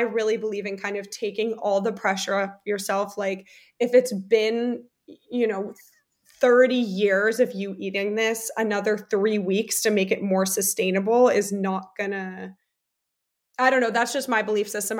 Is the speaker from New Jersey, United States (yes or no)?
yes; New Jersey, United States; also born or lived in Germany; I was born in America and then I did third grade and part of fourth grade in Germany and then moved to New Jersey